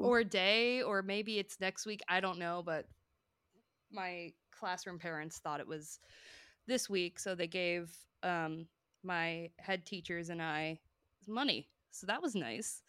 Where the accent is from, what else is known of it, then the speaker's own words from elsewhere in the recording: Hoboken, New Jersey, United States; My hometown is Hoboken, New Jersey